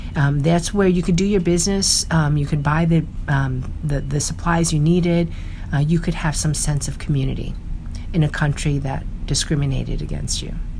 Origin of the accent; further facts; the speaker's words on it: New York City, New York, United States; growing up, born and raised in New York City in the United States